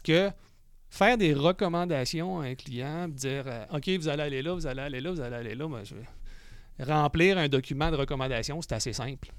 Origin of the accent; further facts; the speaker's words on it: Quebec City, Quebec, Canada; je suis né à Québec